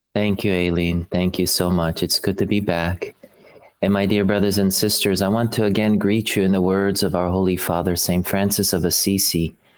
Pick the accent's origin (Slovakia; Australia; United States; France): Slovakia; moved away; I'm from Slovakia originally